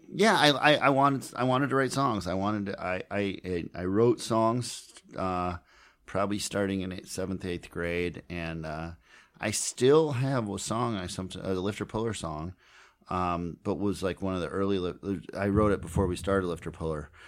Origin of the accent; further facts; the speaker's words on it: Minneapolis, Minnesota, United States; I grew up in Minneapolis